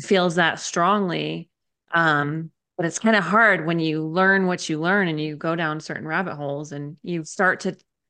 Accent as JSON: {"language": "English", "region": "Southern Connecticut", "country": "United States", "tie": "born or raised there", "moved": "yes", "said": "where I grew up in Southern Connecticut."}